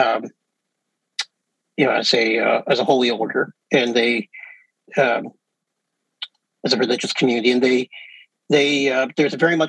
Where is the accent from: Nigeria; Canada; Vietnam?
Canada; I'm Canadian